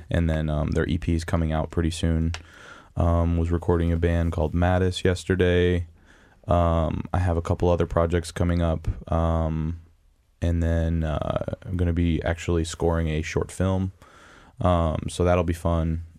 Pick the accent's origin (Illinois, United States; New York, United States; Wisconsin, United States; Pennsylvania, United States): Wisconsin, United States; also born or lived in Marietta, Georgia; I'm from Wisconsin